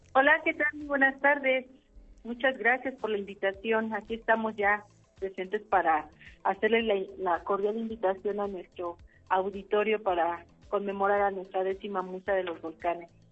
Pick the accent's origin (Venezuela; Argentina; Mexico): Mexico; como mexicanos